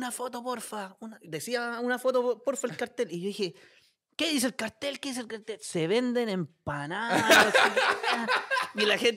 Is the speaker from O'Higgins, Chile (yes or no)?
no; Pudahuel, Santiago Metropolitan Region, Chile; now in San Miguel, Chile; Nosotros somos de Pudahuel. Bueno, ahora yo vivo en San Miguel, pero toda mi vida fui de Pudahuel y los cabros son de allá de Pudahuel